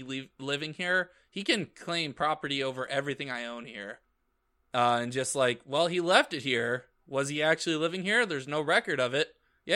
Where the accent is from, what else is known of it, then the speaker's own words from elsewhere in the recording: Arizona, United States; I'm from Arizona, we don't have basements here.